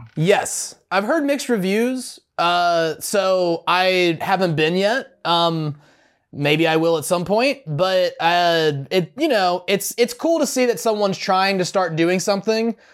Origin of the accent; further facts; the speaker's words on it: the South, United States; growing up in the South